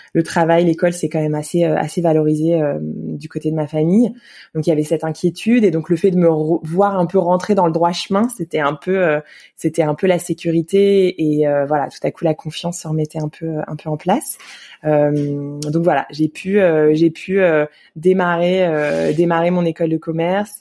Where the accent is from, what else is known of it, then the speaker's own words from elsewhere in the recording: Yerres, Île-de-France, France; j'ai grandi à Hier, dans l'Essonne